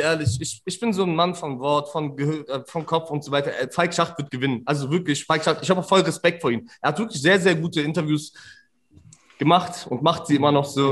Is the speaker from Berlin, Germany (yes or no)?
yes; Berlin, Germany; ich als als Berliner Ausländer